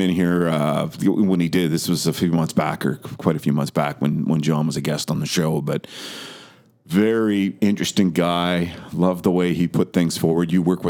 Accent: Vancouver, British Columbia, Canada; born or raised there; moved away

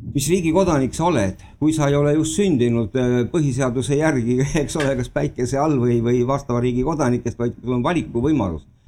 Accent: Estonia; first language Estonian; mina olen eetiline eestlane

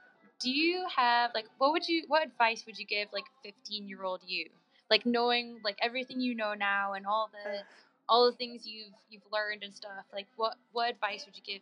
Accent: northeast of Scotland, United Kingdom; now in Las Vegas, United States; I'm, like, born and raised in Scotland

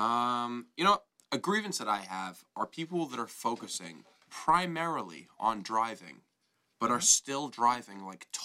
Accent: New Jersey, United States; now in Los Angeles, United States; I'm from New Jersey

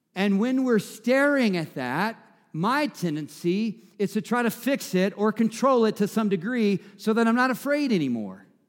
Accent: the South, United States; I'm from the South, so we say mama and grandmama

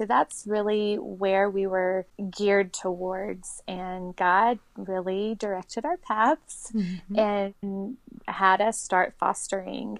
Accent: South Carolina, United States; moved away; also born or lived in New Orleans; my family in South Carolina. That's where I grew up.

